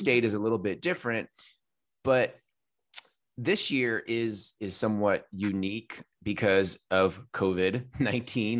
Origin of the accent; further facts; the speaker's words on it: California, United States; I'm a Californian.